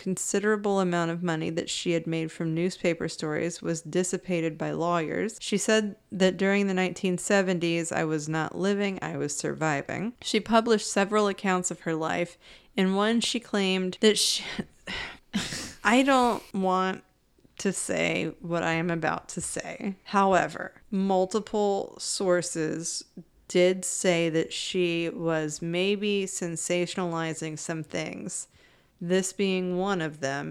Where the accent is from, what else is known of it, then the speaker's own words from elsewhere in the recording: United States; I'm American